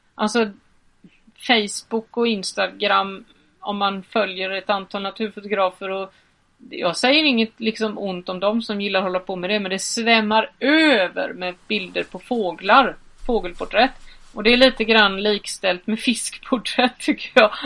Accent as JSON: {"language": "Swedish", "region": "Halland County", "country": "Sweden", "said": "som vi säger hemma i Halland"}